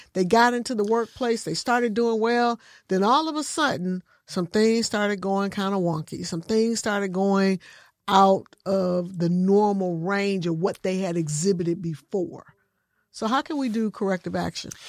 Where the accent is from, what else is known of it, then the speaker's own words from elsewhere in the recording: Michigan, United States; I come from Michigan, and it's a union state, union environment